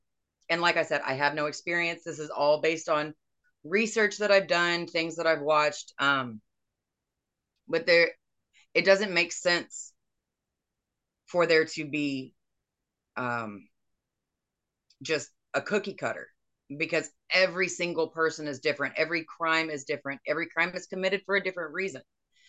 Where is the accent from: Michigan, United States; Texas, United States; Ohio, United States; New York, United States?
Texas, United States; Houston; also born or lived in Arkansas / Tennessee; I was born in Houston.